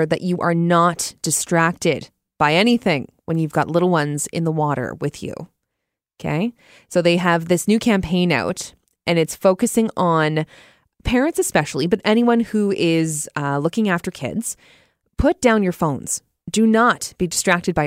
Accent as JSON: {"language": "English", "country": "Canada", "tie": "born or raised there", "said": "growing up in Canada"}